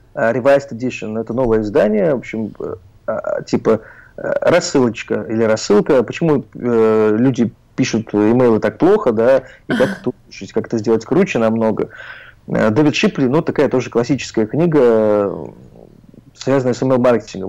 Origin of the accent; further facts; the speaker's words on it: Oryol, Oryol Oblast, Russia; moved away; я из Орла, в Орле мы многое не знали